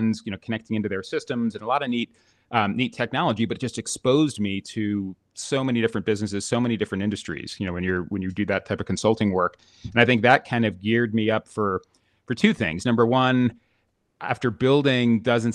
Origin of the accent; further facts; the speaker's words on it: Florida, United States; moved away; I grew up in Florida